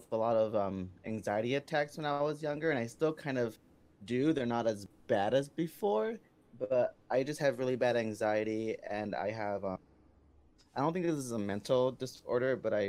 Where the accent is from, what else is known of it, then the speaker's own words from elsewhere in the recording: San Diego, California, United States; moved away as an adult; now in Cincinnati, United States; So I was born and raised in San Diego, California. I'm 30 years old. I danced for the majority of my life. And now I just recently in the past year, I think, past year and a month, I moved over here to Cincinnati